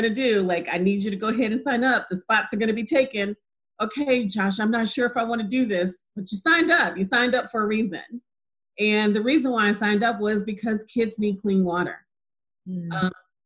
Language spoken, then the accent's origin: English; Chicago, Illinois, United States; I'm from Chicago